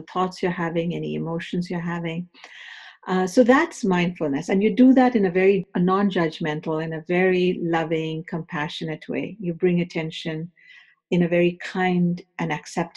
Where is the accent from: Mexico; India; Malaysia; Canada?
India; moved away as an adult; also born or lived in Los Angeles, United States; now in United States; I came from India to do my graduate studies in the University of Southern California